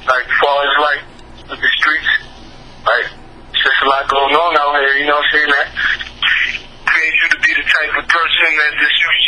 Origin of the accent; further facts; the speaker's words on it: New York City, New York, United States; I'm from the Bronx, New York